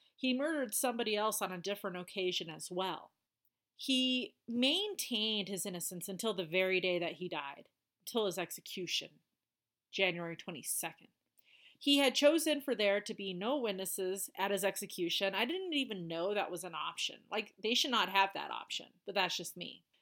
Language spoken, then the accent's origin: English; Colorado, United States; my home state, Colorado.